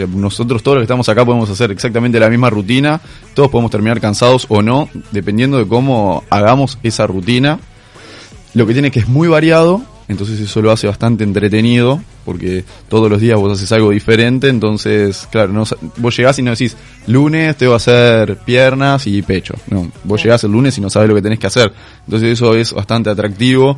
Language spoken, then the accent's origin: Spanish; Uruguay